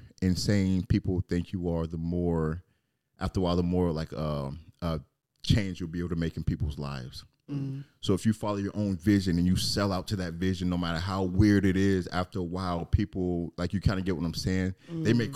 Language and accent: English; Germany; born there; also born or lived in England; I was born in Germany, lived in England, lived all over the place.